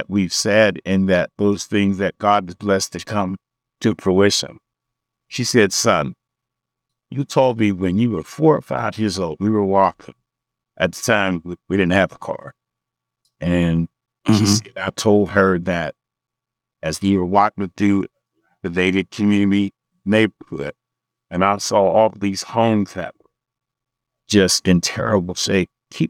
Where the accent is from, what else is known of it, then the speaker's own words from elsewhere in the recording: Pittsburgh, Pennsylvania, United States; But growing up in Homewood was to me a great opportunity because I didn't know we were, I didn't learn that until years later.